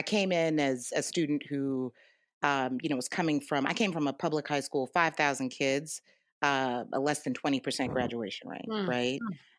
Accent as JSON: {"language": "English", "town": "New York City", "region": "New York", "country": "United States", "tie": "born or raised there", "said": "But I think the real definition of where my journey started is growing up in New York, native New Yorker, wasn't raised by either of my parents, was raised by maternal parents"}